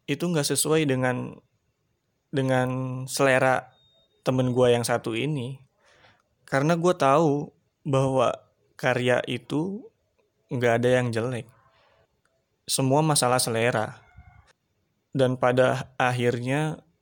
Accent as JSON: {"language": "Indonesian", "town": "Tangerang", "region": "Banten", "country": "Indonesia", "tie": "born or raised there", "also_born_or_lived": "Sukabumi", "said": "Gue tinggal di daerah Tangerang. Dan gue asli Tangerang, tapi gue dulu pernah sekolah di Sukabumi. Jadi dulu gue SMP di Sukabumi di sana dan di saat gue lulus SMP gue balik lagi sekolah di Tangerang ngelanjutin SMK."}